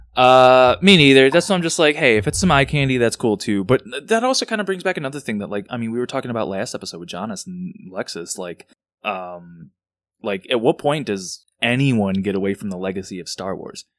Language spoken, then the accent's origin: English; Chicago, Illinois, United States; growing up, growing up in Rogers Park, I'd be at fucking El Famous Burrito at three A M